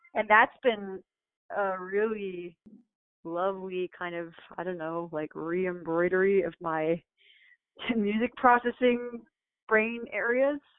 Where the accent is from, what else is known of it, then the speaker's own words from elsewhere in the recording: Toronto, Ontario, Canada; moved away as an adult; now in Brooklyn, United States; I grew up in Toronto